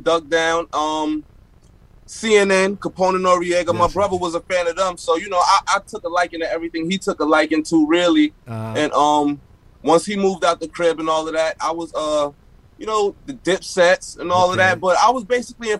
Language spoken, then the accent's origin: English; New York City, New York, United States; Born and raised in Bed-Stuy